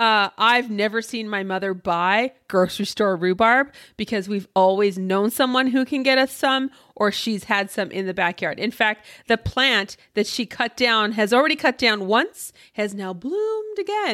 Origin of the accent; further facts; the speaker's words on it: Canada; being Canadian